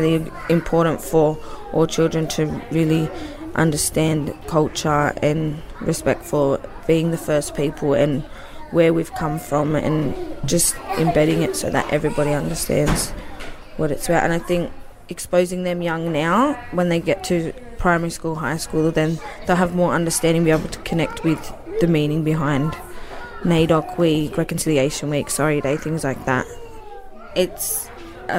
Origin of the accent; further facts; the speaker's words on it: Wollongong, New South Wales, Australia; my dad's Aboriginal and we're from Wollongong